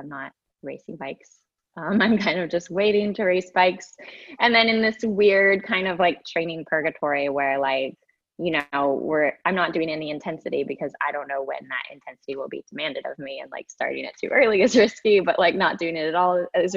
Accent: Oakland, California, United States; also born or lived in San Francisco; now in Santa Barbara, United States; I grew up in the Bay Area. I'm from Oakland

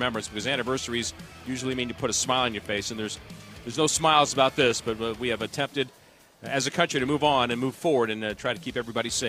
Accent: New York, United States; We're both from New York, but he grew up in New York, and he still had family there.

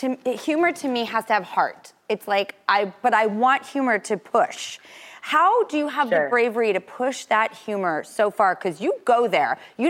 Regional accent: Los Angeles, California, United States; moved away as an adult; now in New York, United States; I don't know if you can tell from my accent, but I'm from California. And we're just celebrating everything about hometowns. We kicked off in my hometown of Los Angeles

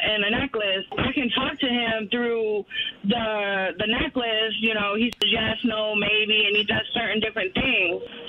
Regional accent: Salem, Massachusetts, United States; moved away as an adult; now in Vienna, United States; I come from Massachusetts, Salem.

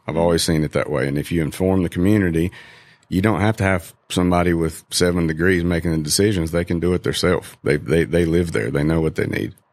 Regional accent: Valdese, North Carolina, United States; now in Greenville, United States; I grew up in Valdez, North Carolina

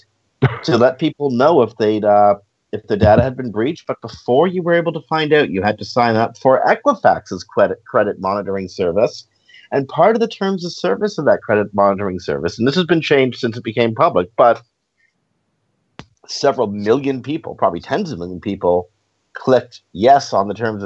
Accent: Canada; I'm Canadian.

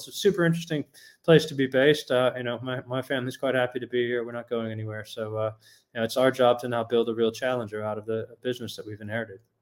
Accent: United States; moved away as an adult; also born or lived in Europe; now in Netherlands; I'm American born, but I've got a British passport and I've lived 20 years in Europe, most of my adult life, actually.

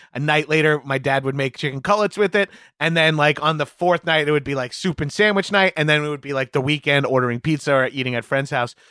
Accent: Long Island, New York, United States; I grew up, uh, on Long Island, A K A, like, suburbs of, uh, New York City

